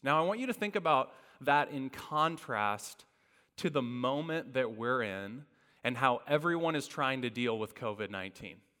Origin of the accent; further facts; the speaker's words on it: Indiana, United States; I grew up in Indiana